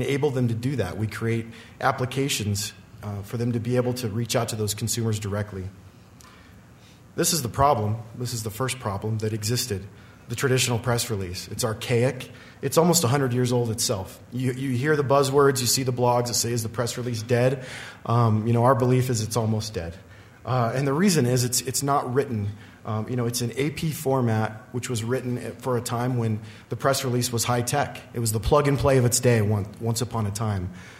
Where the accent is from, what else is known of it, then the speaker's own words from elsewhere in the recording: Riverton, Wyoming, United States; I'm from Riverton, Wyoming, so a little farther removed from the Front Range than most of these folks.